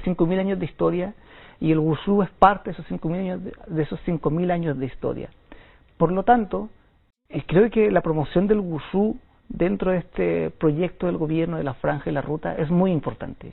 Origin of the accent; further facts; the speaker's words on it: Chile; moved away as an adult; now in China; soy de Chile, soy chileno. Llevo en China nueve años.